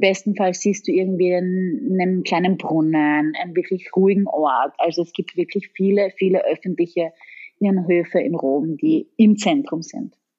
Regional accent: Styria, Austria; accent: Styrian; now in Italy; mein Steirisch muss immer wieder raus

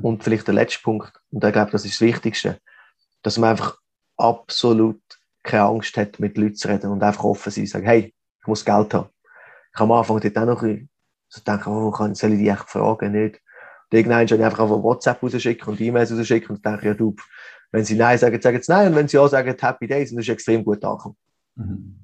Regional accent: Switzerland; moved away as an adult; now in Mexico; als Schweizer

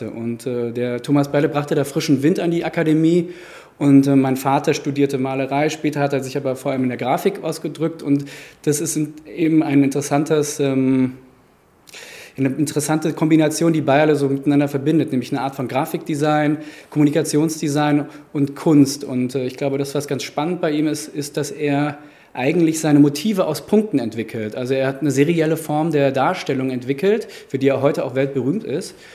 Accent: Frankfurt, Hesse, Germany; auch in einem Umfeld aufgewachsen bin in Frankfurt, ja, Frankfurter Schule, 68er.

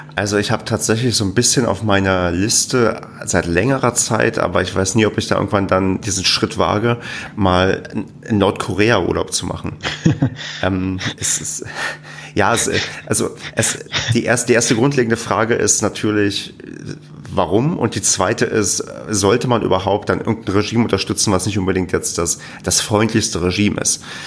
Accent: Germany; wir Deutschen

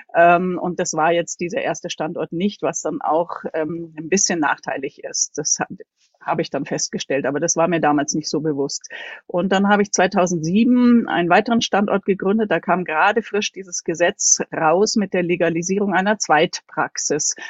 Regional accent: Munich, Bavaria, Germany; von der Wohnung, wo ich aufgewachsen bin, bis zu unserem Haus, wo ich jetzt wohne, sind, liegen nur 100 Meter dazwischen. Ansonsten habe ich in München, bin ich zur Schule gegangen, habe dort studiert

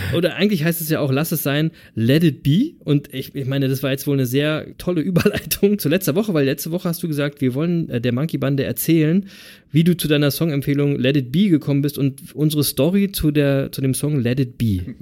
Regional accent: Berlin, Germany; now in East Frisia, Germany; ich bin ja aus Berlin

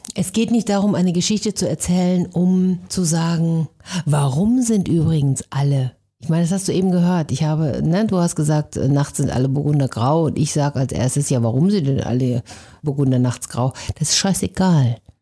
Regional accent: Benteler, North Rhine-Westphalia, Germany; now in Hamburg, Germany; Ich bin ja Ostwestfälin

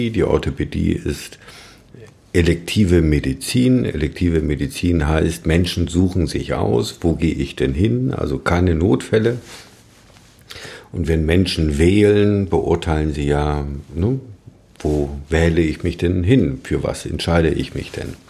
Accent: Thuringia, Germany; Wir kommen ja aus dem Saale-Holzland-Kreis.

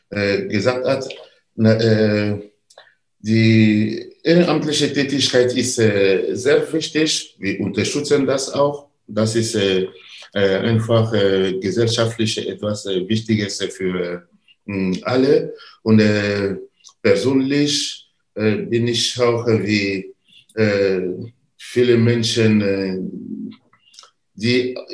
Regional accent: Côte d’Ivoire; German is a second language; in meiner Heimat. Ich komme aus der Elfenbeinküste. Wir fördern da äh, Bildung in äh, äh verschiedene äh, benachteiligte Ecke in der Elfenbeinküste

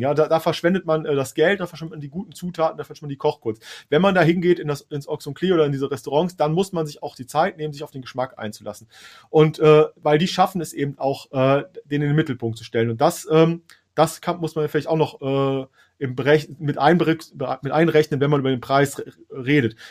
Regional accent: Hesse, Germany; für mich als, als äh, äh, Hesse.

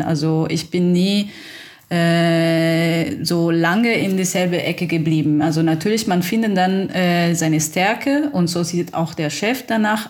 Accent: Italy; German is a second language; moved away as an adult; now in Germany; ich bin Italienerin und kam ich eigentlich in Deutschland ein Jahr davor, könnte ich Deutsch ein bisschen reden

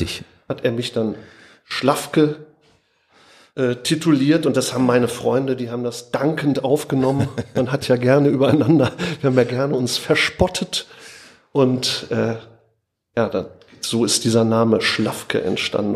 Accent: North Rhine-Westphalia, Germany; also born or lived in Oberhausen; sind wir an den Niederrhein gezogen.

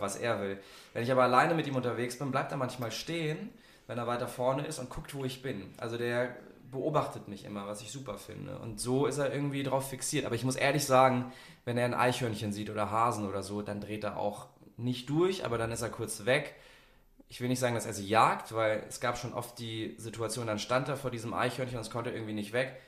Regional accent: Munich, Bavaria, Germany; now in Sylt, Germany; Ich komme ja ursprünglich aus München

